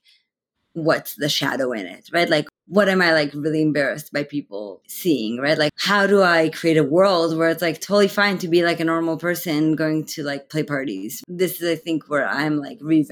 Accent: Israel; now in San Francisco Bay Area, United States; I am originally from Israel

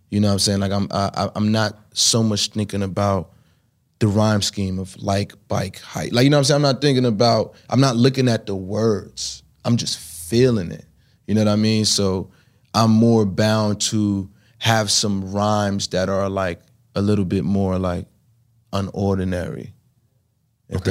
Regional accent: New York City, New York, United States; growing up in Brooklyn trying to make it

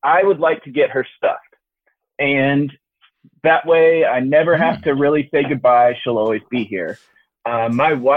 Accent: Tennessee, United States; from Tennessee

